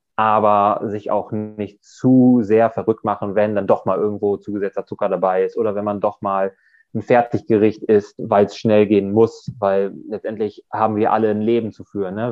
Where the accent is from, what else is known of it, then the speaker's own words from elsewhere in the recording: Germany; Ich komme aus der Nähe von Bremen